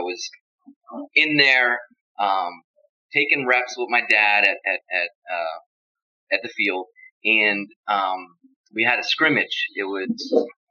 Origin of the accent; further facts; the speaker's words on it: Steelton, Pennsylvania, United States; My hometown is Steelton, Pennsylvania. I'm from a small town.